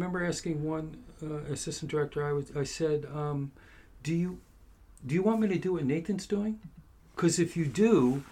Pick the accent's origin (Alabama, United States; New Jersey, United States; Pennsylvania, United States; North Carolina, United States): Pennsylvania, United States; Philadelphia; moved away as an adult; also born or lived in Boston / New York / Los Angeles; I grew up in Philadelphia. Went to school in Boston